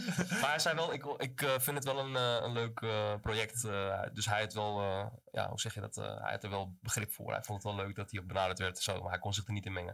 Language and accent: Dutch; Amsterdam, North Holland, Netherlands; moved away as an adult; now in Zaanstad, Netherlands; kom uit Amsterdam inderdaad. Mijn vader komt vanuit Amsterdam-Oost, moeder uit Zuid. Dus ik ben een beetje tussen beide opgegroeid daar